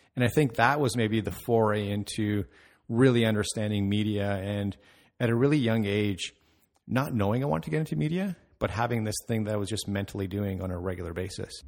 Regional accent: Mississauga, Ontario, Canada; also born or lived in Toronto, Canada; I grew up in Mississauga

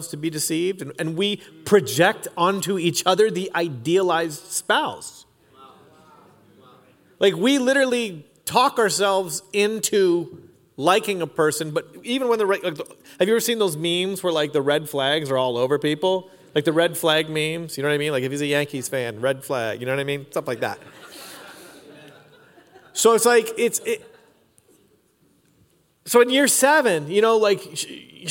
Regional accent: Canada; I'm Canadian

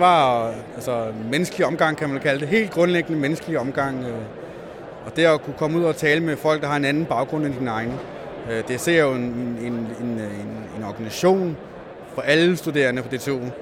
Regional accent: Als, Southern Denmark, Denmark; now in Zealand, Denmark; Jeg kommer fra Als, øh, Jylland, øh, og kom herover med mine forældre selvfølgelig

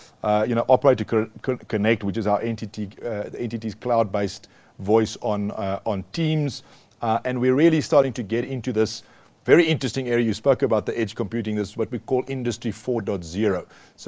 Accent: South Africa; as a South African

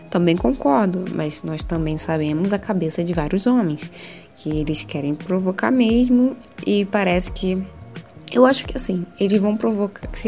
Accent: Rio de Janeiro, Brazil; Eu sou carioca, então imagina um calor, um caos total.

